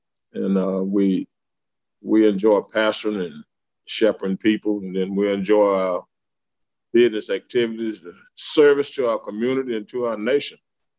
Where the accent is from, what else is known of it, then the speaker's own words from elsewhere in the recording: Prescott, United States; Yes, I was born here in 1952. Went to Los Angeles, California for 1 year after high school graduation and chose a small town. I came back.